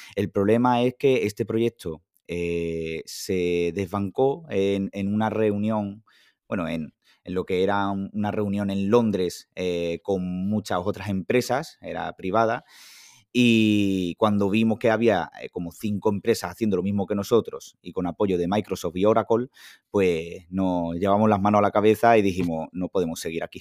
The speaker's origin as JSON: {"language": "Spanish", "town": "Huelva", "region": "Andalusia", "country": "Spain", "tie": "born or raised there", "said": "nací un 7 de septiembre de 1993 en Huelva"}